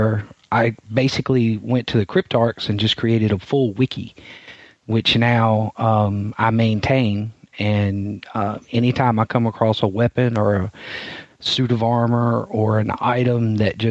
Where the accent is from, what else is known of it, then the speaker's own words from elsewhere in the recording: Mississippi, United States; I'm from Mississippi